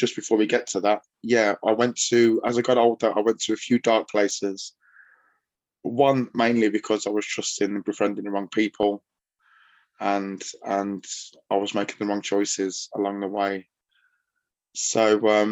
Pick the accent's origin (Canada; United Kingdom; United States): United Kingdom; Chelmsley Wood, West Midlands; also born or lived in Tamworth; where I grew up in Chelmsley Wood